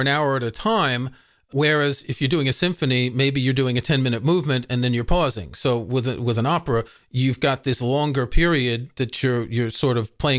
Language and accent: English; New York City, New York, United States; I grew up in New York City